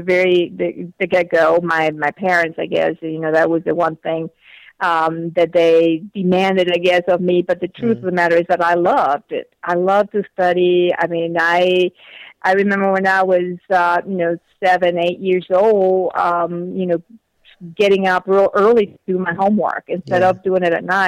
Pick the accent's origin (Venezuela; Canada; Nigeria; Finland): Venezuela; English is a second language; moved away as an adult; also born or lived in South Africa / North Carolina, United States; now in United States; I came to the States from Venezuela to go to school, and I had started my studies in Venezuela